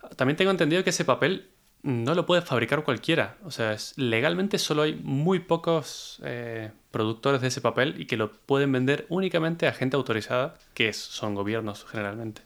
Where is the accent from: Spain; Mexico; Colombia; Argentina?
Argentina; moved away; cuando yo me fui de Argentina